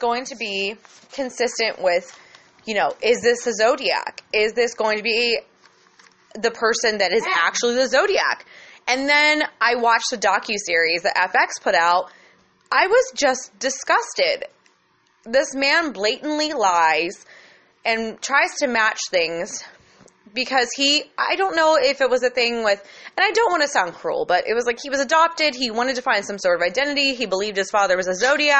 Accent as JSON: {"language": "English", "region": "Midwest", "country": "United States", "tie": "born or raised there", "said": "we grew up in the Midwest"}